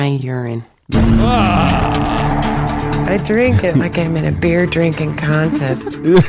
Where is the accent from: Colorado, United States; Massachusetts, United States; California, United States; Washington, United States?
Colorado, United States; Colorado Springs; I'm 53 years old. I'm from Colorado Springs, Colorado.